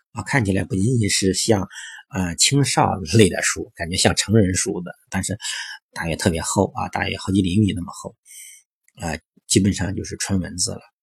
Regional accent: China; 那我对应到我们中国的话

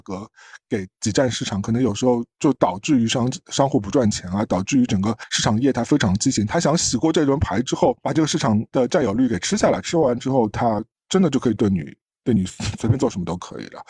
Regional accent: China; moved away; 我作为一个中国人

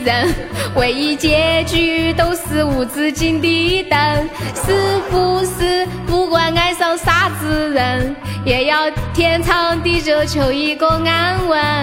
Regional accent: Sichuan, China; accent: Sichuanese; 我们四川话有一句很土的话叫“见人我死，钩子摇”

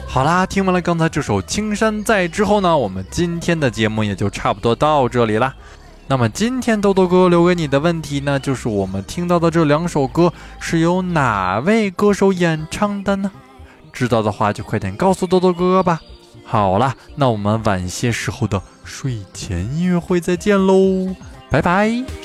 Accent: China; 我们中国人

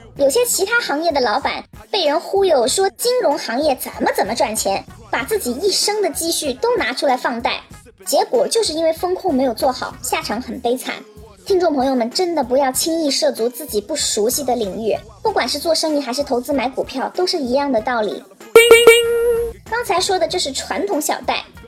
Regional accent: China; 我们中国人太聪明了

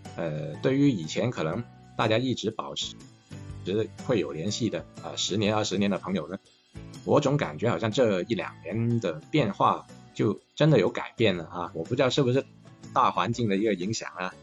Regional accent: Guangzhou, Guangdong, China; 咱们是广州的

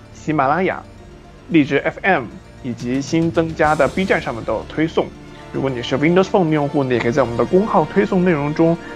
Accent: China; 我们中国人

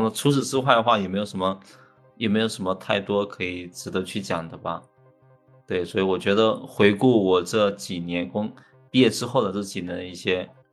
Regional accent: hometown near Xiamen, Fujian, China; moved away as an adult; also born or lived in Shanghai; 我就回到了我家乡附近的厦门去求职工作

